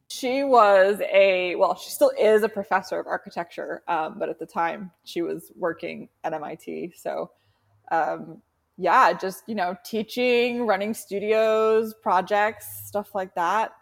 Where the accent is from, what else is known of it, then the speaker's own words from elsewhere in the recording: Boston, Massachusetts, United States; also born or lived in San Francisco Bay Area; now in San Francisco, United States; I grew up in Boston, um, in Charlestown, for anyone who knows Boston pretty well, like right on the water